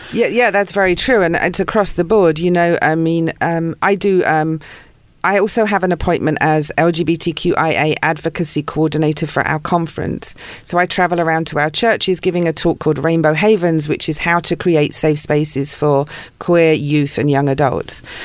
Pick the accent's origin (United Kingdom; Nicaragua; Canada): United Kingdom; South of England; moved away as an adult; also born or lived in London / Santa Barbara / Ojai; now in Los Angeles, United States; I was born in London. Grew up in the south of England